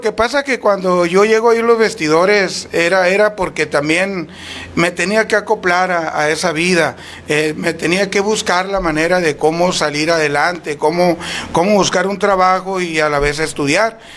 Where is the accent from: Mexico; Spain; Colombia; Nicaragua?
Mexico; Huatabampo, Sonora; moved away as an adult; now in Etchojoa, Mexico; Soy nacido en Guatabampo, pero prácticamente cuando salgo del Cebetis